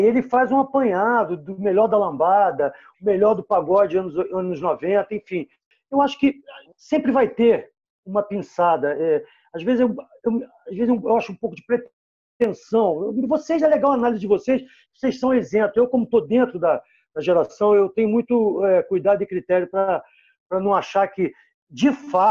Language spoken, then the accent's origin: Portuguese; Rio de Janeiro, Brazil; eu sou cria do Posto 4 Copacabana